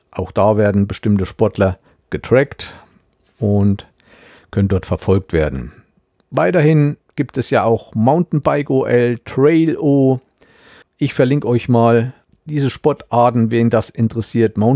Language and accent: German; Thuringia, Germany; Kein Problem. Und das als Thüringer.